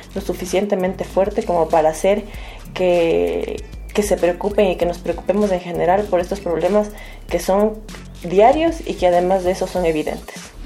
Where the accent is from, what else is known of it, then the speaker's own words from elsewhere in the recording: Quito, Pichincha, Ecuador; soy de Quito, Ecuador